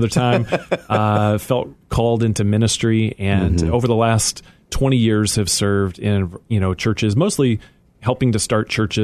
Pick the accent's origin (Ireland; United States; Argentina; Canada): United States; North Central Illinois; I grew up in North Central Illinois in a little town, 450 people, but I had this strange existence where I grew up in the carnival